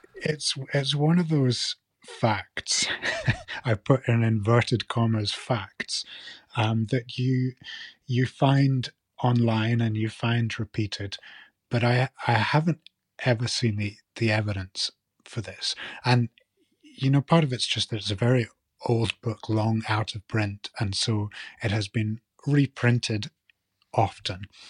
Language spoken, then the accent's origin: English; Shetland, Scotland, United Kingdom; now in mainland Scotland; growing up in Shetland